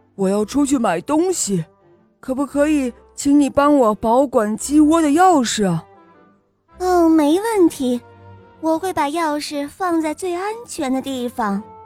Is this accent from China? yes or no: yes; Beijing, China; 今年六岁了。我来自北京